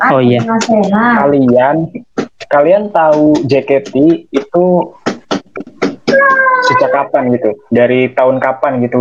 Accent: Tegal, Central Java, Indonesia; gue dari Tegal

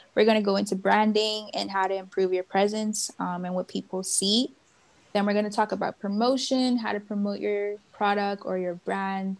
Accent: Bahamas; moved away as an adult; now in Miami, United States; I'm from the Bahamas

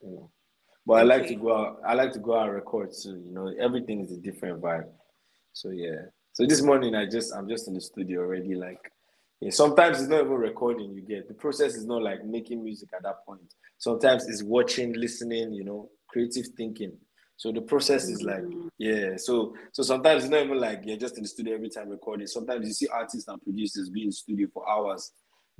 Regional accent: Kainji, Niger State, Nigeria; moved away as an adult; also born or lived in Ilorin, Kwara State / Oyo State (mother's) / Benue (father's); now in Lagos, Nigeria; I grew up in the North, in Kanji. There's a place called Kanji Town

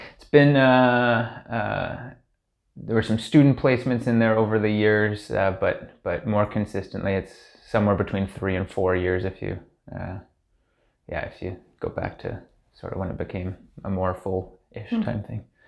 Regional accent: Hamilton, Ontario, Canada; I grew up in Hamilton, uh, the oldest of four siblings, uh, all of whom are still in Hamilton

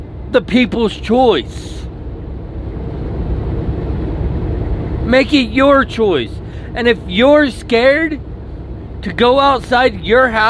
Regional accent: United States

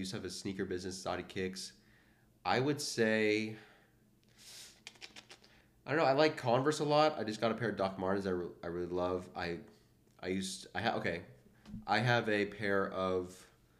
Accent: Atlanta, Georgia, United States; moved away as an adult; now in Philadelphia, United States; I'm also from Atlanta

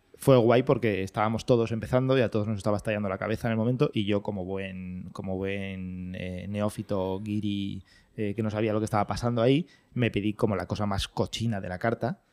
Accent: Valencia, Valencian Community, Spain; moved away as an adult; now in Madrid, Spain; yo soy de Valencia, mm, no vivía aquí en Madrid, y me vine a vivir aquí a Madrid por amor

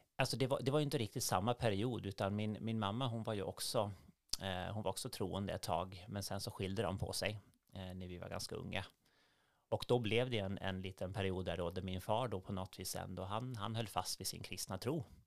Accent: Gotland, Sweden; moved away as an adult; also born or lived in Gothenburg; now in Norrbotten, Sweden; Jag är uppvuxen på Gotland och det är mycket småsamhällen

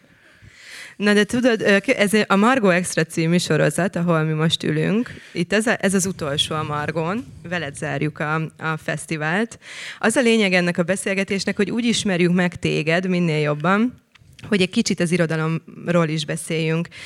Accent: Szentendre, Pest, Hungary; Szentendrei vagyok

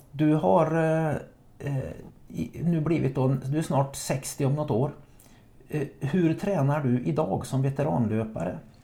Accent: Trollhättan, Västra Götaland, Sweden; moved away; nere i Västsverige jag kommer ifrån

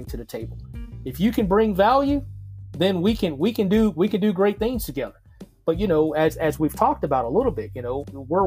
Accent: Mississippi, United States; moved away; also born or lived in Virginia / Denver, Colorado; growing up in Mississippi

